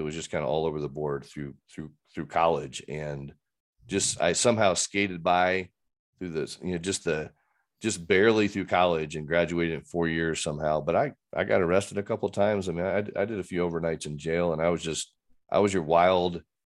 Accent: Fort Worth, Texas, United States; maybe because I caused a lot of chaos in Fort Worth, but just growing up in Texas was just a different deal.

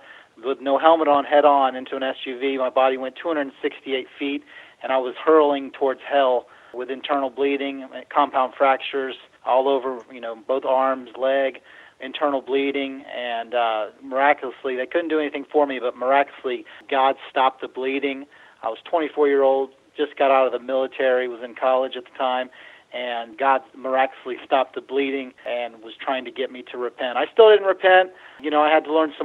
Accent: Cincinnati, Ohio, United States; I'm from Cincinnati, Ohio

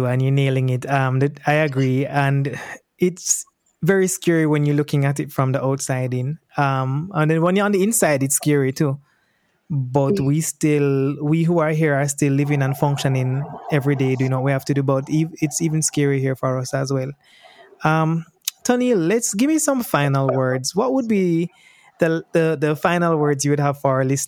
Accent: Jamaica; as a Jamaican-born Jamaican

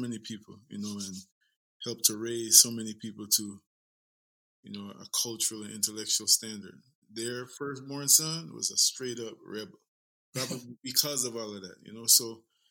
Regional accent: Guyana; I am a son of the soil. I'm from Guyana, South America.

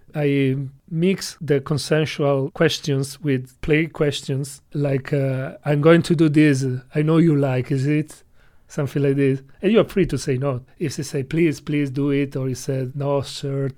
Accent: Italy; English is a second language; now in China; I come from Italy

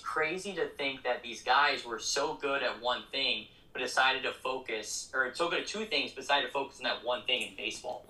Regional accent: Colorado Springs, Colorado, United States; moved away as an adult; now in Fresno, United States; I'm from Colorado Springs, Colorado, born and raised.

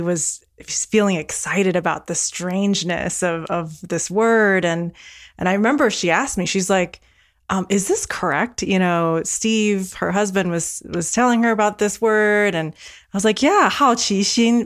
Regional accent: Taiwan; first language Mandarin and Taiwanese; English is a second language; moved away; I'm originally from Taiwan, and Mandarin and Taiwanese were my first languages growing up at home.

